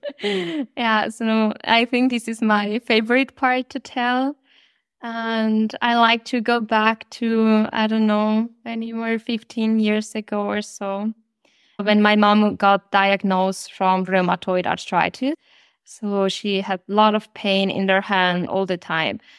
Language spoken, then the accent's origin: English; Colombia; moved away as an adult; now in Germany; I am originally from Colombia.